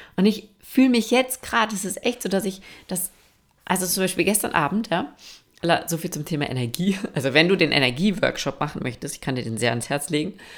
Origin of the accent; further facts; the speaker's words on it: Austria; bei uns in Österreich